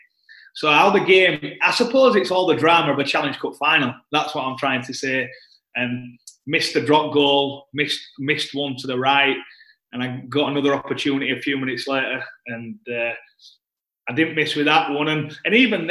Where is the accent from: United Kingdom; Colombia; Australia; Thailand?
United Kingdom; Leeds, Yorkshire and the Humber; being captain of my hometown club